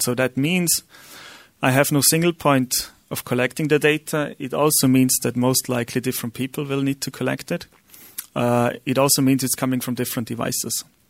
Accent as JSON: {"language": "English", "country": "Austria", "second_language": "English", "said": "I'm Austrian, so my accent is not really accurate."}